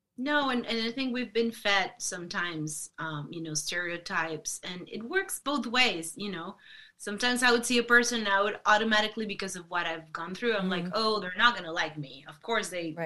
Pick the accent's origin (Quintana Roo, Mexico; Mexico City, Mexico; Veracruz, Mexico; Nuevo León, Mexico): Nuevo León, Mexico; Monterrey; moved away; Monterrey, Monterrey, which is mm. my hometown where I'm from